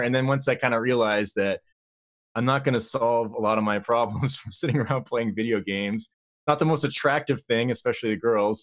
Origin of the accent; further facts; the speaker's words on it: Vermont, United States; I grew up in Vermont